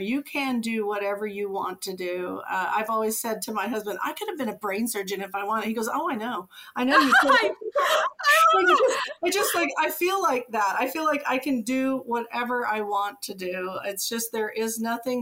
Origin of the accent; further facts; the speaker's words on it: Oregon, United States; moved away; also born or lived in Japan / China / Utah; I grew up in Oregon